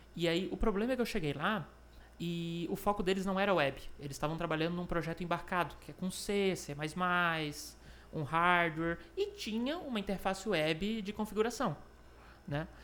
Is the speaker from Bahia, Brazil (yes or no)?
no; Florianópolis, Santa Catarina, Brazil; é um jovem manezinho, nasci em Florianópolis